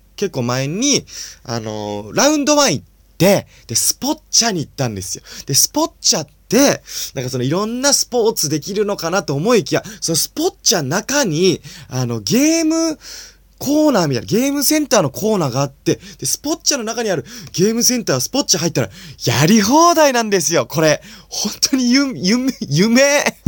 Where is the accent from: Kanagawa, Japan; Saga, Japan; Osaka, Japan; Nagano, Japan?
Nagano, Japan; 僕は長野県生まれなんで